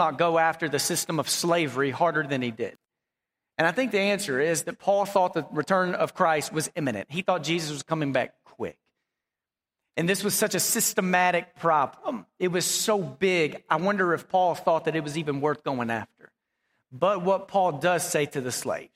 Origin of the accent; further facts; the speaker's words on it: Dallas, Texas, United States; also born or lived in Abilene, Texas; I grew up in Dallas